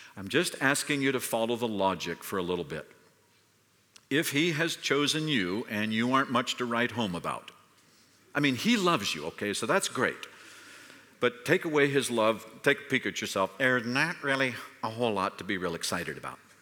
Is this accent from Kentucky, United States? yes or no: no; California, United States; I'm from California